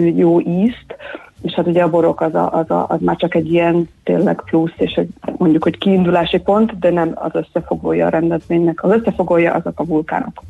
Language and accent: Hungarian; Hungary; also born or lived in England; amikor hazaköltöztem Angliából, akkor már az angol projektemet kvázi hazaköltöztettem Somlóra